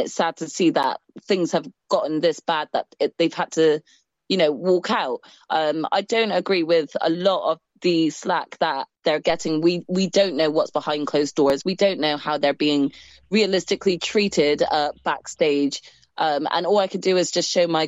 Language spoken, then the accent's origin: English; Bristol, South West England, United Kingdom; We are both from Bristol, which is probably about an hour and a half drive away from Cardiff